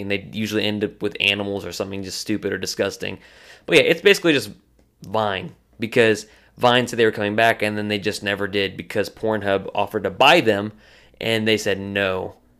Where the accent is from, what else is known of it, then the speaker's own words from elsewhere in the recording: Purcell, Oklahoma, United States; I grew, was growing up in Purcell, Go Dragons